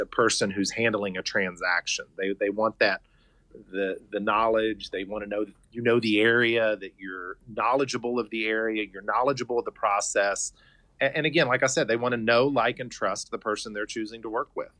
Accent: Hurricane, West Virginia, United States; having been born and raised here, I grew up in Hurricane, and my parents still live in Scott Depot.

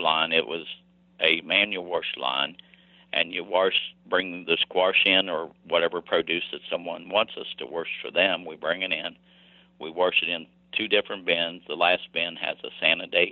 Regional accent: West Virginia, United States; I returned to my hometown and worked some local businesses

